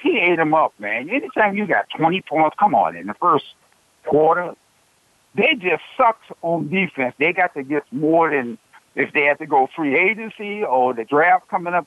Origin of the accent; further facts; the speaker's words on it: Chicago, Illinois, United States; also born or lived in Raleigh, North Carolina; I was from Chicago